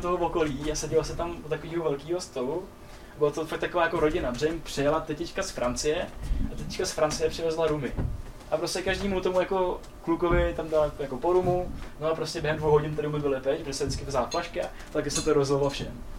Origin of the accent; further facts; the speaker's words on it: Czechia; pak jsem zjistil, že jsme Češi